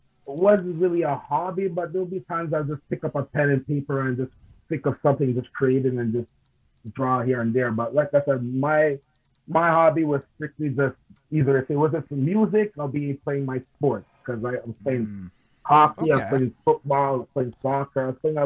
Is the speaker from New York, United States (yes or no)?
yes; Queens, New York, United States; I grew up also in New York. Not born and raised, but I grew up because I was staying pretty much living with my grandmother, which is living in Queens